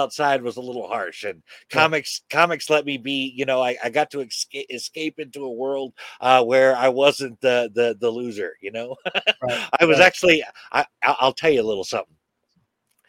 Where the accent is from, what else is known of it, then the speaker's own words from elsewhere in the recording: Chico, California, United States; I grew up, I guess, primarily in Chico, California.